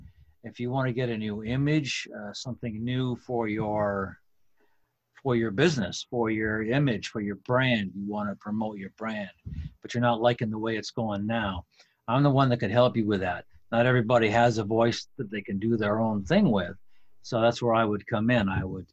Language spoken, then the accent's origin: English; Plattsburgh, New York, United States; also born or lived in Kittery, Maine; I was born actually in Kittery, Maine. And there's a naval hospital there, or was, I think there still is, I think it moved. Portsmouth, New Hampshire, actually. But I guess the town of my birth is Kittery. Moved around a bit, but I ended up growing up in Plattsburgh, New York